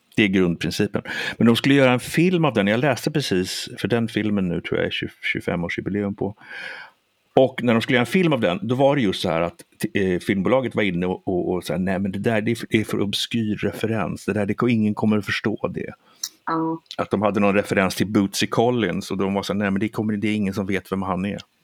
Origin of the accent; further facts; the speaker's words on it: Sweden; jag är svensk